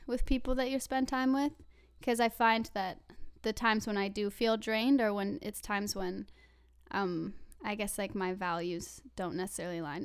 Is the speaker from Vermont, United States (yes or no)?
yes; Vermont, United States; moved away as an adult; now in Vancouver, Canada; I'm originally from Vermont, but I go to U B C with Sam